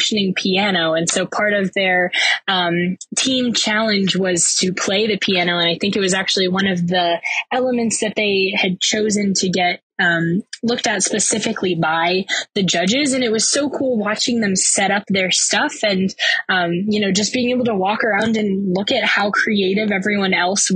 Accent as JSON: {"language": "English", "town": "Virginia Beach", "region": "Virginia", "country": "United States", "said": "I'm from Virginia Beach, Virginia"}